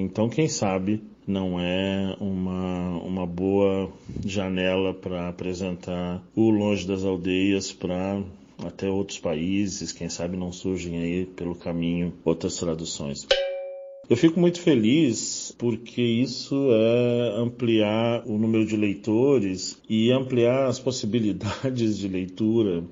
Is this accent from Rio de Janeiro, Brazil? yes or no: yes; Rio de Janeiro, Brazil; moved away as an adult; also born or lived in Rio Grande, Rio Grande do Sul / Barra Bonita, São Paulo / São Paulo / Brasília; now in Florianópolis, Brazil; Eu sou carioca de nascimento, mas deixei o Rio de Janeiro aos 23 anos por questões profissionais